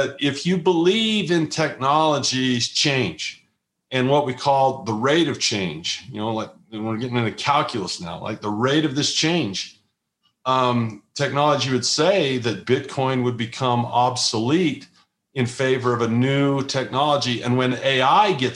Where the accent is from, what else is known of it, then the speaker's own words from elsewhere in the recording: Utah, United States; my home state in Utah